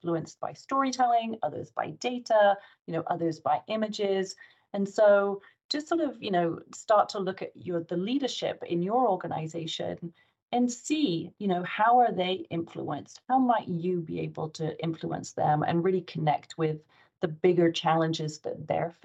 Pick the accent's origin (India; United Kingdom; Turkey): United Kingdom; England; moved away as an adult; now in United States; I'm English working in the US